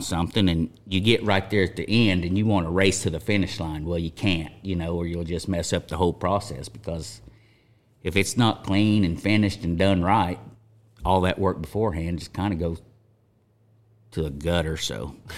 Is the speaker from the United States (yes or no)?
yes; Chelsea, Oklahoma, United States; grew up in Chelsea, Oklahoma, U S A.